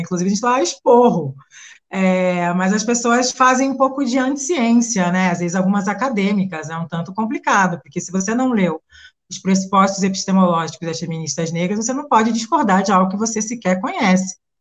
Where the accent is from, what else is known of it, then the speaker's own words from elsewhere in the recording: Santos, São Paulo, Brazil; Santos, litoral de São Paulo, que é de onde eu venho